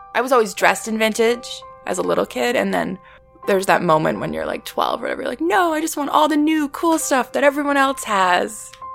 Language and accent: English; Vancouver, British Columbia, Canada; moved away as an adult; now in Toronto, Canada; growing up in Vancouver, it's very small.